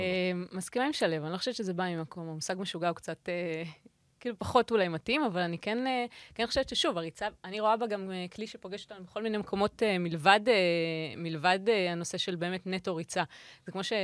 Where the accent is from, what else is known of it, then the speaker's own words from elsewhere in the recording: Israel; הגעתי כישראלית אה, ראשונה, כאילו אישה ישראלית ראשונה